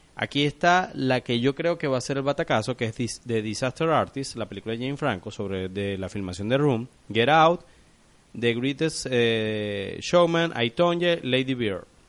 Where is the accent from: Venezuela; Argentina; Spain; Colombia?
Venezuela; como decimos aquí en Venezuela